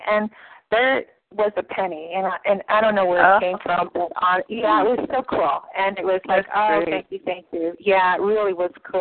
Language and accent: English; Canada; I'm Canadian